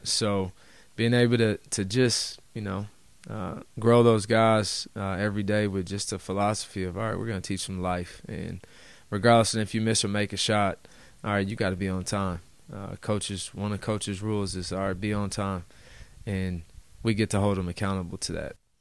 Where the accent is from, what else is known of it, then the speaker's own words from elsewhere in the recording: Denver, Colorado, United States; now in Portland, United States; I'm from Denver.